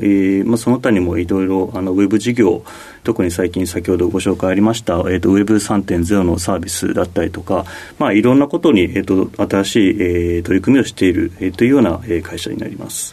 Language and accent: Japanese; Kitakyushu, Fukuoka, Japan; also born or lived in Shanghai; 出身は、えっ、ー、と、福岡県の北九州市。というところになります